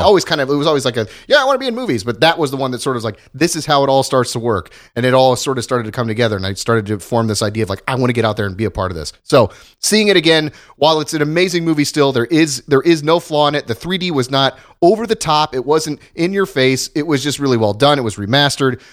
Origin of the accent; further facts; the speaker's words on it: Ohio, United States; moved away; went back to my hometown in Ohio